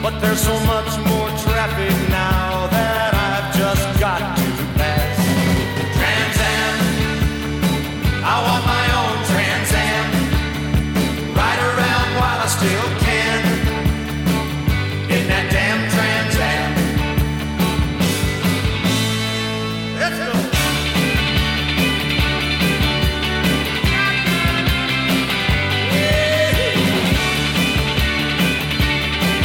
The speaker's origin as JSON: {"language": "English", "town": "Louisville", "region": "Kentucky", "country": "United States", "tie": "born or raised there", "said": "my hometown of Louisville, Kentucky"}